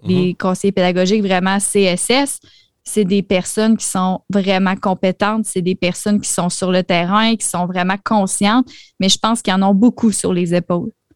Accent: Quebec, Canada; je suis québécoise

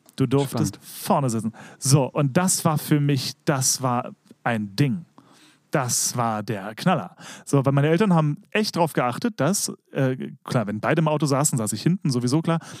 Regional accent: Berlin, Germany; ich war ja als Kind im Staats- und Domchor Berlin

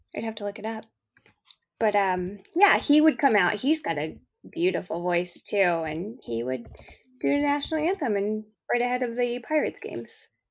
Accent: Canada

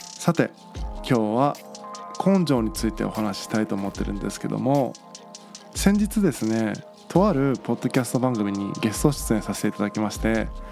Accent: Tagawa, Fukuoka, Japan; moved away; 僕田川というね町出身なんですけども田舎町を出て福岡市内に引っ越してきた

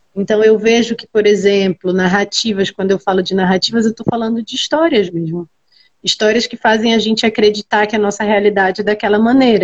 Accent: Belém, Pará, Brazil; moved away as an adult; now in São Paulo, Brazil; sou de Belém, no Pará. É, nasci e me criei lá, estou aqui em São Paulo há um ano

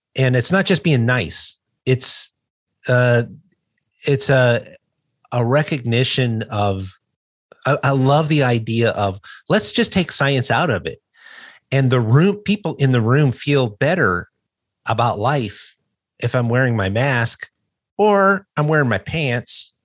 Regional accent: United States; I'm an American

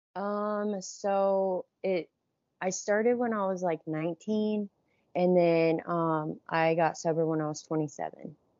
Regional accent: Johnstown, Ohio, United States; I grew up in Johnstown, which is, like, forty m, forty minutes from downtown Columbus.

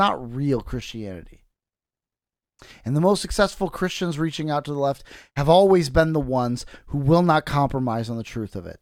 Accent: United States; I'm an American

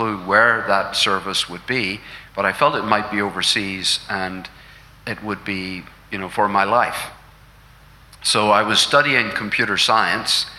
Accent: Londonderry, Northern Ireland, United Kingdom; I was born 1954 in Londonderry, which is up in the northwest there near Donegal

